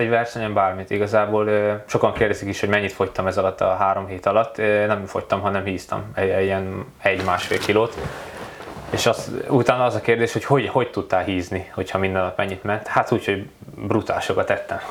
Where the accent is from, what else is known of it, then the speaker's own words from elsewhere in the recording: Hungary; egy kis magyarként eljutottam a nagyvilágba